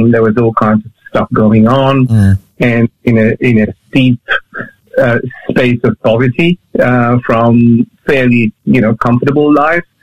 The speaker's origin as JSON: {"language": "English", "country": "Mauritius", "tie": "born or raised there", "said": "growing up in Mauritius is, yeah, you know, um, uh, the surf, the sea, fish, football, friends."}